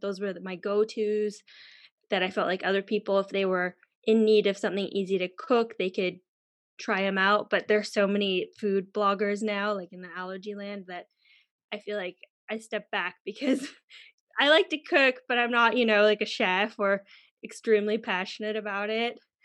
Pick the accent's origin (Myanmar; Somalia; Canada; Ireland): Canada; moved away as an adult; also born or lived in United Kingdom; now in Germany; where I come from, Canada or the U S.